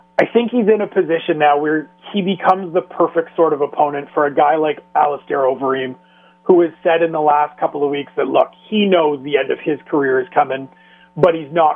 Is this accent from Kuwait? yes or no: no; Canada; as a Canadian